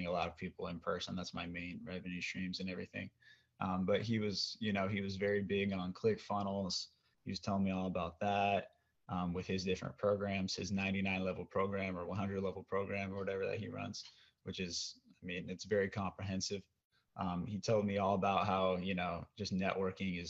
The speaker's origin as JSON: {"language": "English", "region": "Oregon", "country": "United States", "said": "I'm from Oregon"}